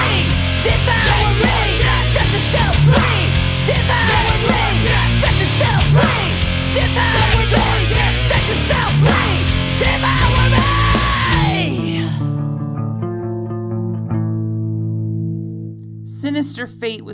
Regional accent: Chicago, Illinois, United States; all these bands are from Chicago, so if you want to catch any of them, you got to come to my hometown

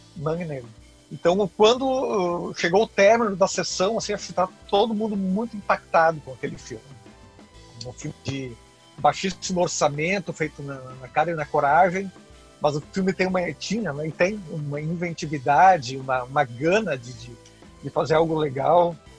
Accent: Encantado, Rio Grande do Sul, Brazil; na cidade do, do, interior onde eu nasci, hum. na cidade de Encantado, no, no interior do Rio Grande do Sul. Então eu sempre fui criado frequentando

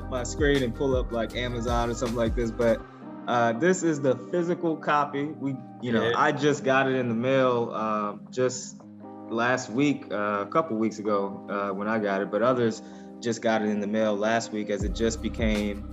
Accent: Ferguson, Missouri, United States; I grew up in Ferguson, Missouri

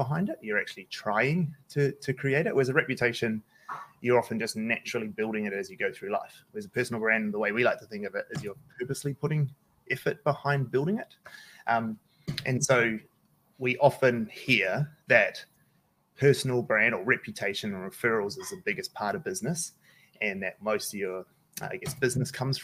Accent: Auckland, New Zealand; I grew up in Manadua. I grew up South Auckland.

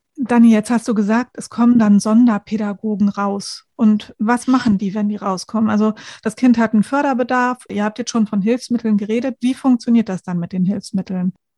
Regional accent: Lower Saxony, Germany; bei uns in Niedersachsen

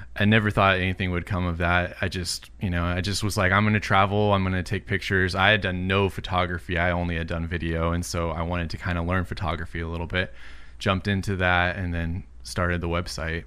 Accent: Southern California, United States; also born or lived in Illinois; I've been in California, Southern California, the whole rest of my life

